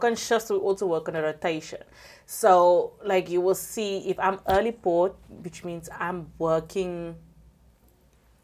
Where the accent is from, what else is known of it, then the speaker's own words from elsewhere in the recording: South Africa; I'm a South African colored.